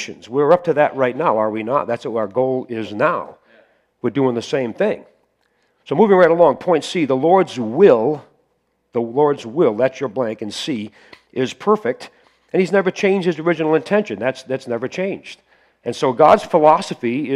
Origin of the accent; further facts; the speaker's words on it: near Cape Cod, Massachusetts, United States; moved away as an adult; also born or lived in Pennsylvania; I grew up on right near Cape Cod and had enough brains to leave there